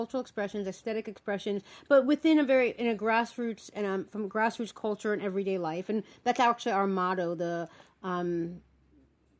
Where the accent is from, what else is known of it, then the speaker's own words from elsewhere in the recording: Dutchess County, upstate New York, United States; also born or lived in Bronx, New York; I was born in the Bronx and I'm only half Puerto Rican, and then we moved out of the Bronx, so I grew up upstate in Dutchess County